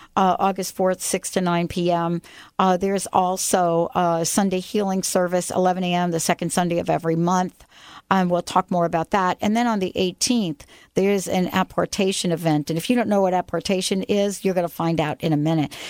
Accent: New York, United States; I'm from New York

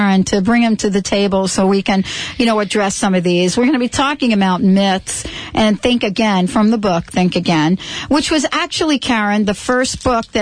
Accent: New York City, New York, United States; from the Bronx.

